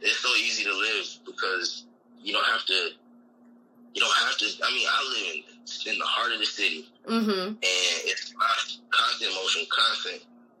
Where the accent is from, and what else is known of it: United States; moved away as an adult; now in Bangkok, Thailand